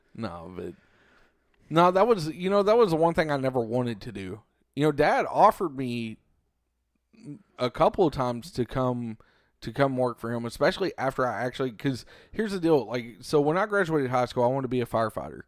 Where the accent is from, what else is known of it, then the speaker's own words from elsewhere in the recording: Cleburne, Texas, United States; they had a branch here in my hometown of Cleburne